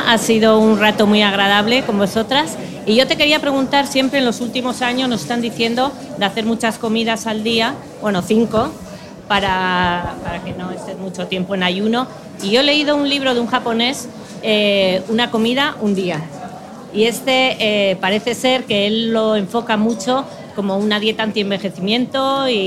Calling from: Argentina; Hola, soy … desde Argentina.

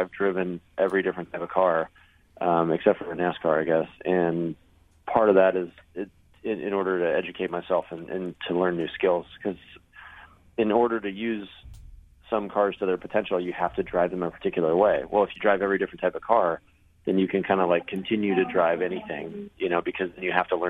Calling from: Sebring, Florida, United States; I'm calling in from the straightaway between turn 16 and 17 at Sebring.

